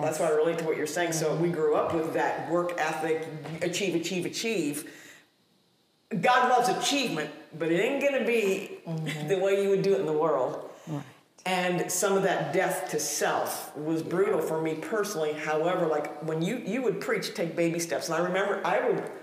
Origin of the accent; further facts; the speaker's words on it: Ohio, United States; I came out of a cookie cutter mold out of the Midwest of Ohio.